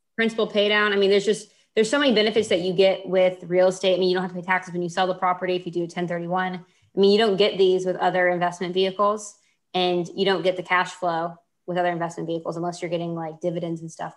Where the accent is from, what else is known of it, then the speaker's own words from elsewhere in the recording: Houston, Texas, United States; I grew up in Houston.